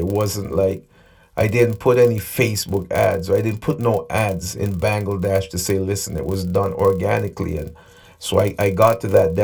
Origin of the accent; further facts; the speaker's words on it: Nevis, St. Kitts & Nevis; now in Canada; I'm from a country called Nevis, just to get to the point. There's about 15 to 20,000 people. I now live in Canada